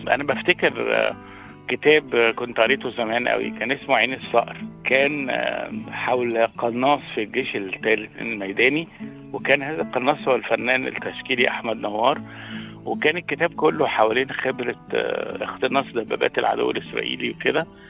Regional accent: Helwan, Cairo Governorate, Egypt; أنا كنت من مواليد ضاحية آه، هي ضاحية حلوان

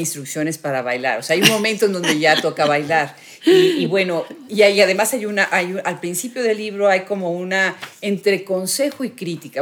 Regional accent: Mexico; a nuestras tradiciones, a nuestros orígenes como mexicanos

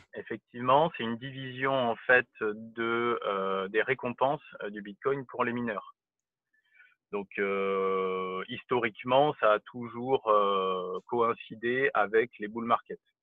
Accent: France; en tant que Français

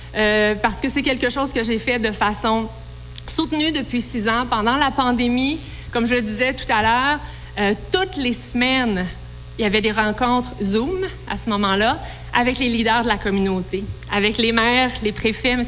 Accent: Quebec, Canada; Je suis la première québécoise à avoir jamais occupé le poste de ministre de l'Agriculture

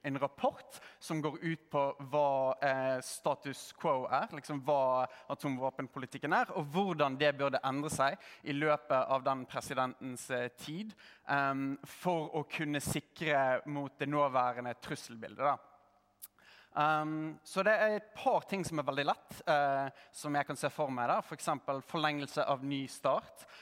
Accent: Norway; also born or lived in United States; som en nordmann

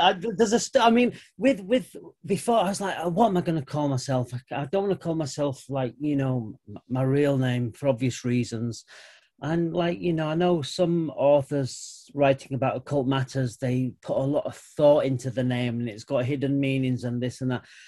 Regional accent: United Kingdom; I'm white British

